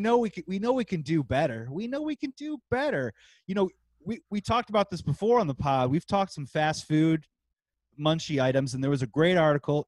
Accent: Midwest, United States; We're from the Midwest

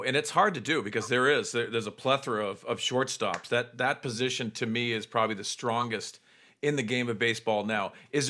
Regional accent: East Coast, United States; growing up on the East Coast

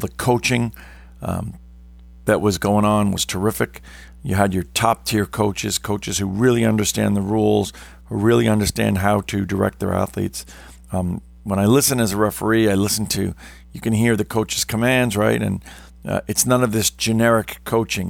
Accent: New York City, New York, United States; I come from New York City metro area

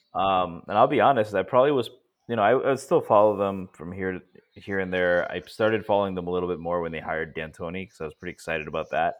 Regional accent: Stamford, Connecticut, United States; also born or lived in India; I was born in the United States, but I moved back to India for a couple of years. When I came back, we come, we lived in Connecticut

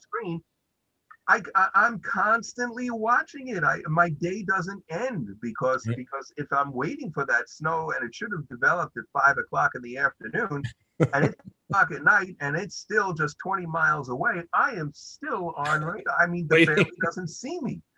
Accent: New York City, New York, United States; also born or lived in Brighton Beach, Brooklyn; grew up in Canarsie

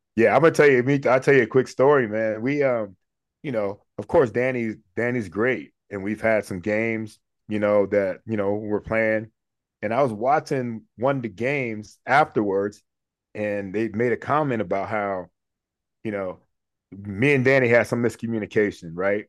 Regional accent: Cleveland, Ohio, United States; moved away as an adult; also born or lived in Pennsylvania / Miami, Florida; growing up in Cleveland

